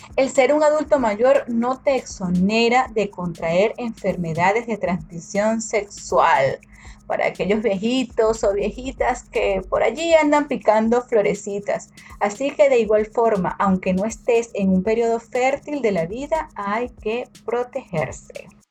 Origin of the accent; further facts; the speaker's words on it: Venezuela; moved away; en mi país natal, en Venezuela